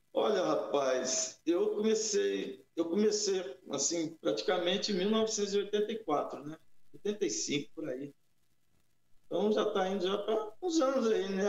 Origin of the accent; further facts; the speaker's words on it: São Paulo, Brazil; also born or lived in Guará, São Paulo; now in Guarulhos, Brazil; eu sou paulistano, fui para o interior, para uma cidade chamada Guará, a 400 quilômetros de São Paulo